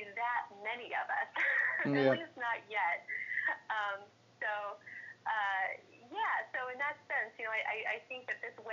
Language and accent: English; Topeka, Kansas, United States; now in New York City, United States; I'm originally from Topeka, Kansas.